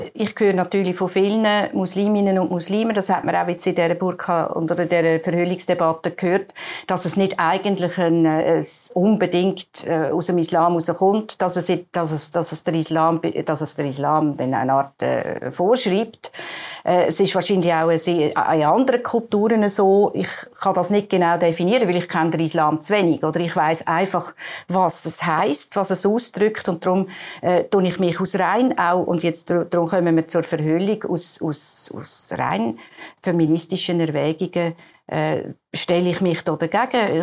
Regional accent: Baden, Aargau, Switzerland; bei uns in Baden

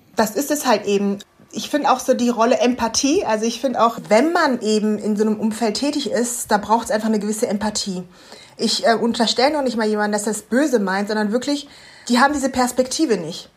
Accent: Germany; ich bin ja jetzt in Deutschland aufgewachsen

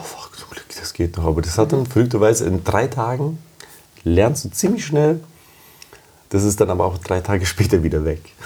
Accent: Germany; also born or lived in Romania; ich bin gebürtig aus Rumänien und kann die Sprache noch, mhm. bin aber 25 Jahre in Deutschland aufgewachsen

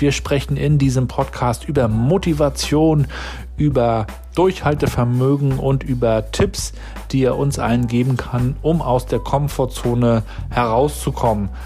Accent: Germany; Ich bin ja auch noch in der DDR aufgewachsen

